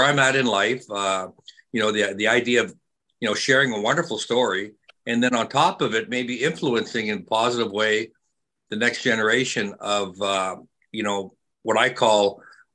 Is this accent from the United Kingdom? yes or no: no; Saskatchewan, Canada; moved away; Early growing up in Saskatchewan, obviously Canada, growing up on a ranch with family